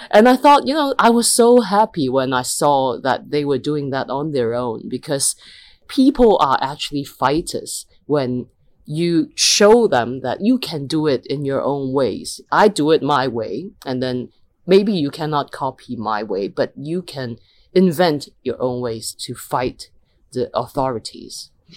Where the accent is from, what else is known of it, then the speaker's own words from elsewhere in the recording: Hong Kong; Hong Kong is a city where we are educated to just be very goal driven